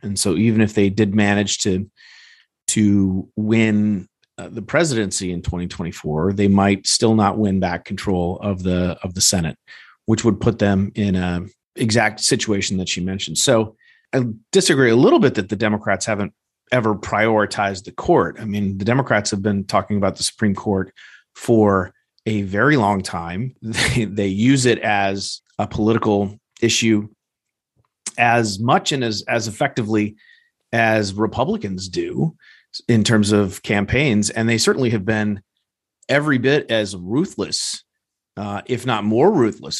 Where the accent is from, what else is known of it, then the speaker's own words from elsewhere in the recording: Evanston, Illinois, United States; my hometown here in Evanston, Illinois